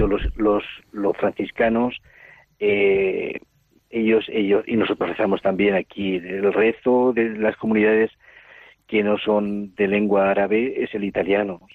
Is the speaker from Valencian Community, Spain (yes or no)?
yes; Altea, Valencian Community, Spain; born there; also born or lived in Burkina Faso / Cameroon / Ivory Coast; yo nací en, en, en Altea, en Alicante, aunque toda la familia es de Villarrobledo, de Albacete. O sea, soy castellano manchego